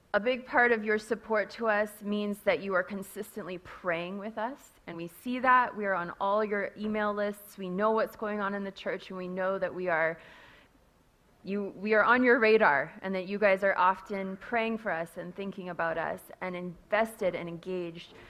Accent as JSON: {"language": "English", "town": "Castlegar", "region": "British Columbia", "country": "Canada", "tie": "born or raised there", "moved": "as an adult", "lives_now": "Kenya", "said": "I grew up in Castlegar myself, but I have been in Africa almost as long as I grew up in Castlegar"}